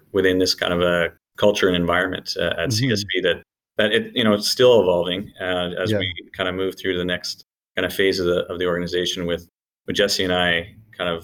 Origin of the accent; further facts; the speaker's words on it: Hamilton, Ontario, Canada; moved away as an adult; now in Ottawa, Canada; originally from Hamilton, actually. So I grew up in Hamilton and came to Ottawa for university.